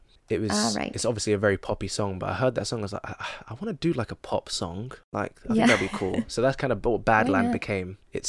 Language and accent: English; London, United Kingdom; accent: London; I've got a lot of London music and I'm not rapping in an American accent, I'm rapping in my accent.